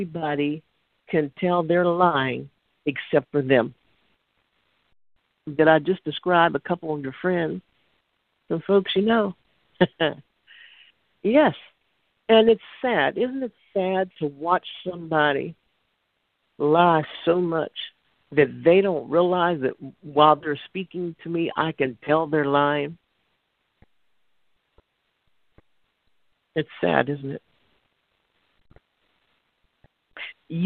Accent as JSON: {"language": "English", "town": "Pittsburgh", "region": "Pennsylvania", "country": "United States", "said": "I'm from Pittsburgh"}